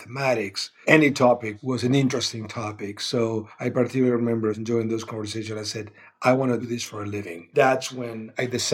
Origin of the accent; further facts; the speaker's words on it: Argentina; also born or lived in Patagonia / Buenos Aires; I grew up in Argentina.